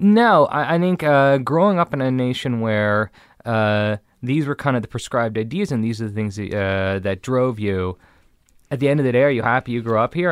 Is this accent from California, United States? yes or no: yes; Beverly Hills, California, United States; I grew up in Beverly Hills, the son of a famous director